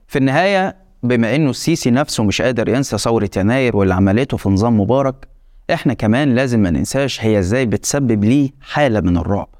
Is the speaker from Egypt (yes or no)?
yes; Egypt; عندنا في مصر